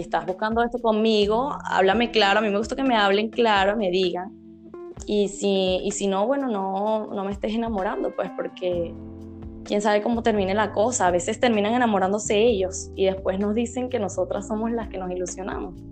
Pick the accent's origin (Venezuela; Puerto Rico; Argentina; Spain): Venezuela; soy de Venezuela